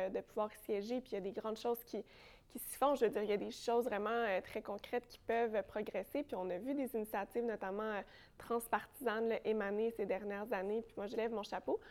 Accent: Sainte-Julie, Quebec, Canada; also born or lived in Longueuil; je, viens de la rive sud de Montréal, je viens de Sainte-Julie

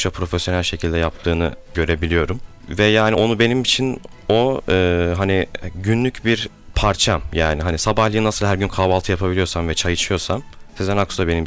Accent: Adana, Turkey; now in Ankara, Turkey; Evet şu an Ankara'dan geliyorum. Aslen Adanalıyım.

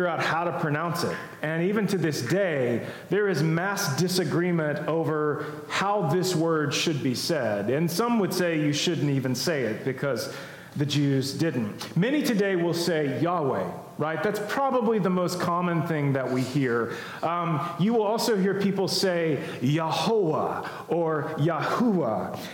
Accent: United States; as American Christians

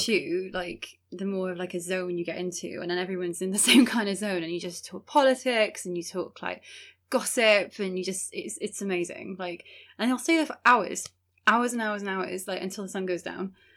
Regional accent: Wales, United Kingdom; this community who's been in Wales for such a long time

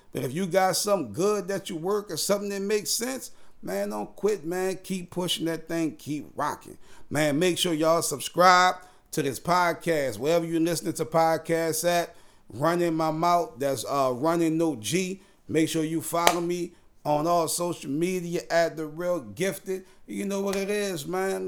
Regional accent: New Orleans, Louisiana, United States; now in Houston, United States; I'm from New Orleans, born and raised, but now I'm in Houston. Hurricane Katrina sent me here

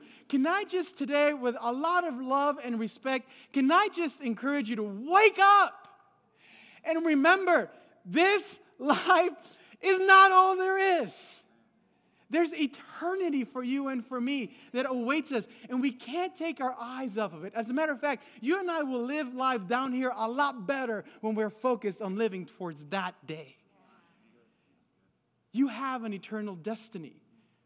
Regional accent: Los Angeles, California, United States; also born or lived in Guadalajara, Mexico; I was born in Guadalajara, Mexico, but I was raised in L.A., California

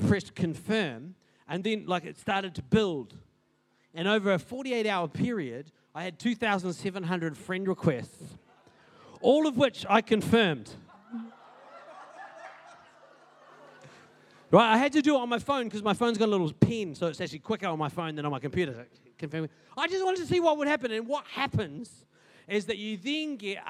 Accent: Paraparaumu, Wellington, New Zealand; now in Christchurch, New Zealand; I grew up in Paparam, it's a pretty big place

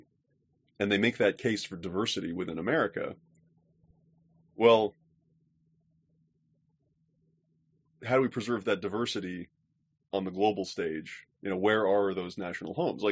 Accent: United States; as an American

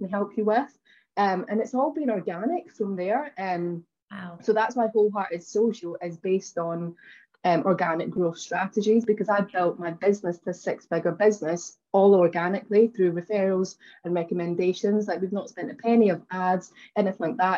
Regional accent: Glasgow, Scotland, United Kingdom; now in London, United Kingdom; I'm originally from, you'll notice from my accent, that I'm originally from Glasgow in Scotland

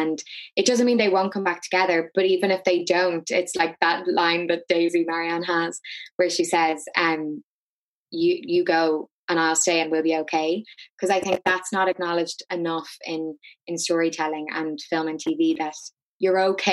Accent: Dublin, Leinster, Ireland; And I grew up in South Dublin, and it's a very, very particular culture

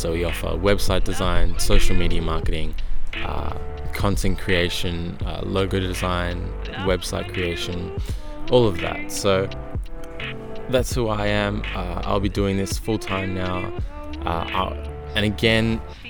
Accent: Melbourne, Victoria, Australia; I'm a kid from Melbourne at the moment, Australia

